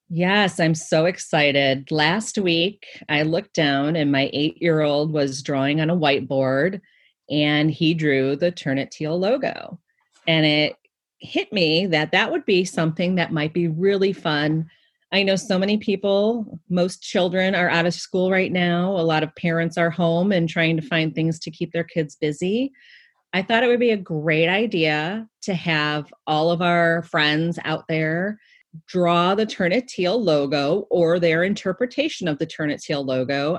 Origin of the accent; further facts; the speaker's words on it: Cleveland, Ohio, United States; my hometown of Cleveland, Ohio